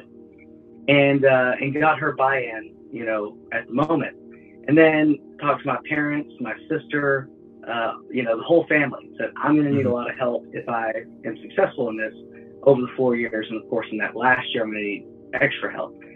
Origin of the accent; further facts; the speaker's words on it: Lubbock, Texas, United States; my hometown, Lubbock, in that area.